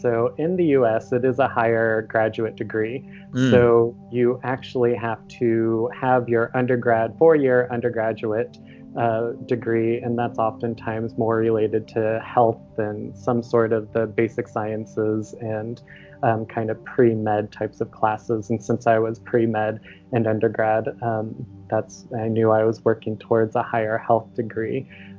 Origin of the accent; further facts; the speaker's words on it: Iowa, United States; moved away as an adult; now in Seattle, United States; So I claim Seattle as my adult home, but I'm actually originally from Iowa, so the Midwest of the United States.